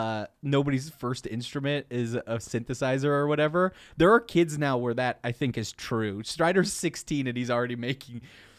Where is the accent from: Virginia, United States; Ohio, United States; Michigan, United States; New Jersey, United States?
Michigan, United States; This is our first fan mail from our home native state of Michigan.